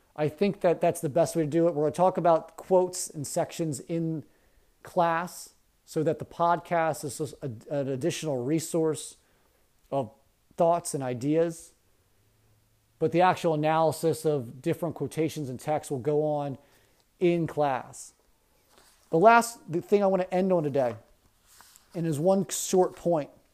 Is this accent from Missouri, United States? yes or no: no; Baltimore County, Maryland, United States; growing up in Baltimore County